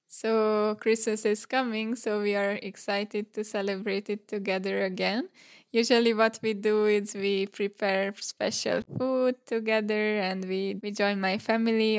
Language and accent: English; Hungary; I am from Hungary